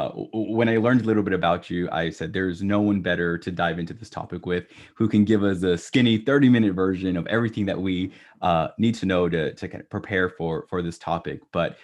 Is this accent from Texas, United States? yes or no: yes; Texas, United States; Brisket barbecue. I'm Texan.